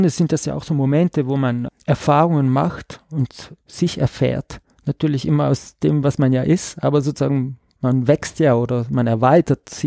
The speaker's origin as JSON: {"language": "German", "region": "Trentino-Alto Adige", "country": "Italy", "said": "dass ich komme äh, aus Südtirol, also sozusagen diese deutschsprachige Minderheit in Italien, aber ich komme aus einem ladinischsprachigen Tal. Das ist nochmal eine andere Sprache."}